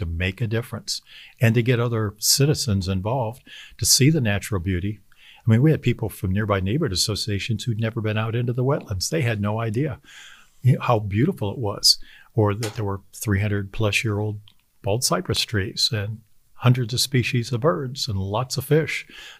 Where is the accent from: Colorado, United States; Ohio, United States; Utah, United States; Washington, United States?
Ohio, United States; I'm from Northern Ohio. So, you know, I was out on Lake Erie in the middle of the winter chopping holes in the ice to go fishing.